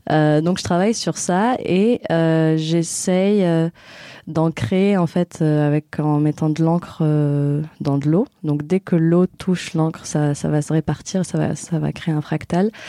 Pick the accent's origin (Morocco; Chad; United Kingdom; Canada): Morocco; now in Marseille, France; je suis marocaine et du coup je pense que je, me suis bien intégrée ici à Marseille